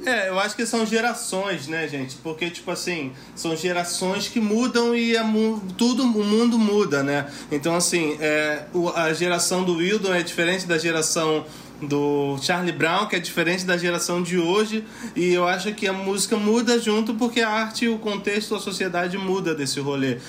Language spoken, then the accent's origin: Portuguese; Rio de Janeiro, Brazil; Eu sou de Bangu, sou de Cubanidade.